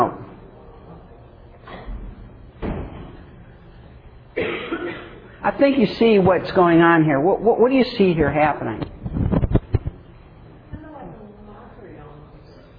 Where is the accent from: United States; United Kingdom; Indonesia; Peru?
United Kingdom; England; as an English person